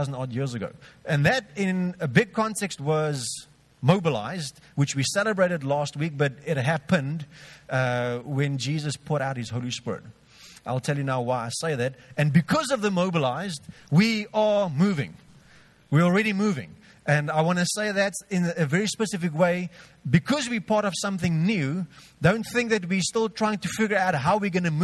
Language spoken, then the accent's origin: English; George, Western Cape, South Africa; I grew up in George. I'm 32 now, so I'm not part of the Chokma group.